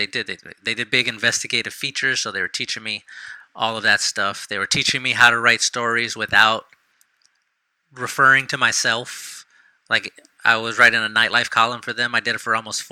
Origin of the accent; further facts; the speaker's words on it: San Antonio, Texas, United States; when I was growing up in San Antonio